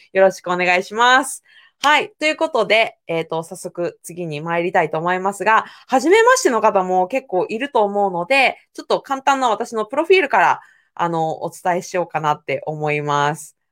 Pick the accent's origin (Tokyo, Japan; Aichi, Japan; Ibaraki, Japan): Aichi, Japan; Owari; 私は生まれも育ちも愛知県の尾張の方の愛知県です。